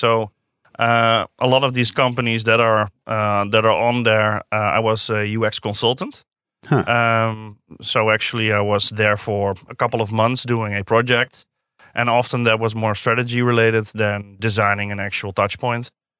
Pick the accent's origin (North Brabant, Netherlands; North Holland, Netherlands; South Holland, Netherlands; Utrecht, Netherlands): Utrecht, Netherlands; Zeist; I come from Utrecht, actually from Zeist.